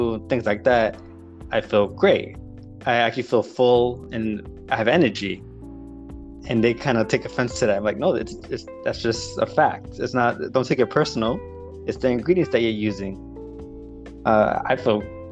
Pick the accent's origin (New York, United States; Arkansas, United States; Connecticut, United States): New York, United States; New York City; I grew up in Queens